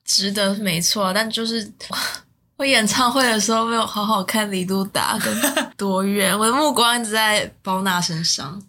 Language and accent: Chinese; Taiwan; 我是台湾人